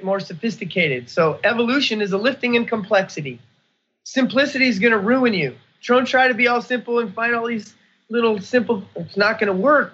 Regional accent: United States; I'm an American. I came to America born here

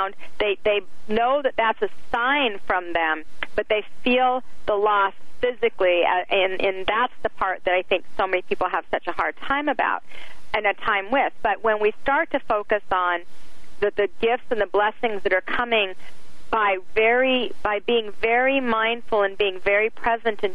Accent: Salt Lake City, Utah, United States; I grew up in Salt Lake City, Utah in the 70s

